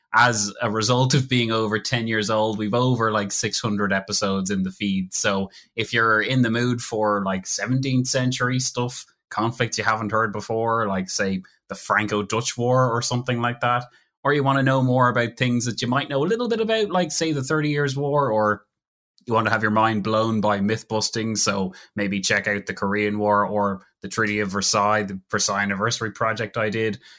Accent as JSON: {"language": "English", "country": "Ireland", "said": "I'm Irish and I'm speaking English"}